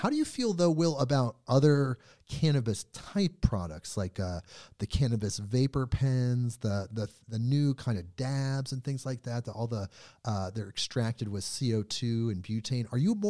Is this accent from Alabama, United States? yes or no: no; South Florida, United States; I grew up in South Florida. It was incredibly conservative, incredibly oppressive in that way.